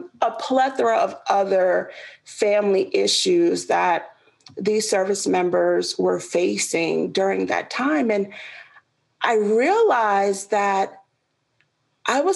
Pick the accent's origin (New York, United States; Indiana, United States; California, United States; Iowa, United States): New York, United States; New York City; moved away as an adult; also born or lived in Georgia; I was born and raised in Queens, New York. So I am a city girl to the heart